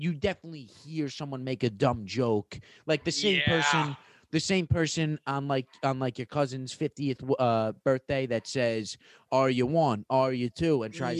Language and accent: English; East Coast, United States; I'm from the East Coast